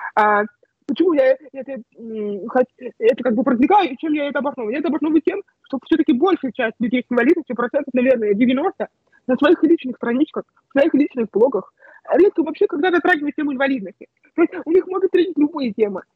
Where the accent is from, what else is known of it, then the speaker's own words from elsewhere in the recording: Bogoroditsk, Tula Oblast, Russia; moved away as an adult; also born or lived in Moscow; уехала домой к себе в родной город, в Богородицк, в маленький город а, Тульской области